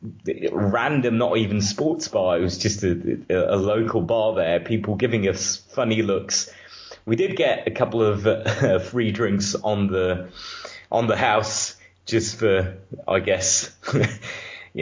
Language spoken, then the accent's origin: English; Romania; I'm from Romania